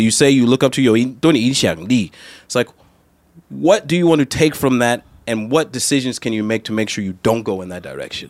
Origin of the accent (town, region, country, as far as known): United States; moved away; also born or lived in Taiwan